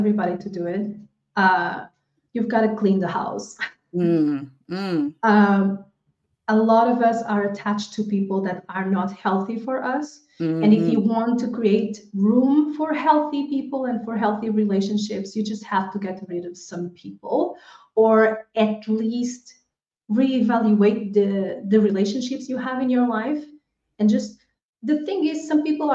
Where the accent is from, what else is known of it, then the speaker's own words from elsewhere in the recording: Portugal; moved away as an adult; also born or lived in Angola; now in Spain; I was born in Angola in Africa, but I was raised in Portugal